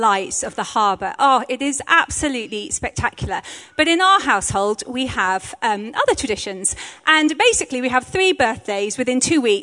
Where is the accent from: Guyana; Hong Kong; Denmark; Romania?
Hong Kong; now in Bristol, United Kingdom; I grew up in Hong Kong